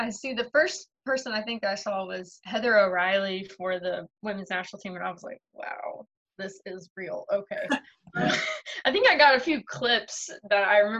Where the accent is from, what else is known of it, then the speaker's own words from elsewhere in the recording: United States; I'm an American